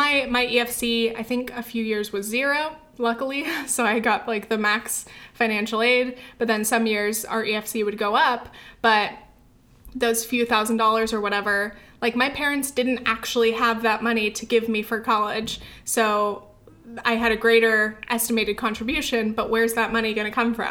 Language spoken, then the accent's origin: English; Orange County, California, United States; moved away as an adult; also born or lived in New Orleans / France / England / New York; my hometown is nice. I wish I could go back and visit. It's just not like a very like college-y place. It's not like super great for like young adults. There's not a lot to do. It's mostly just families, suburbs, Orange County